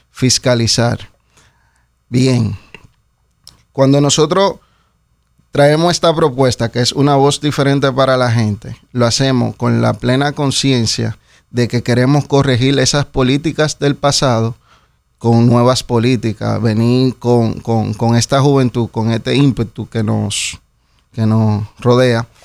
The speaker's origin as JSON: {"language": "Spanish", "country": "Dominican Republic", "said": "Nosotros tenemos un acento. De hecho, eh, hasta la manera en la que nos expresamos es muy, muy auténtica de aquí"}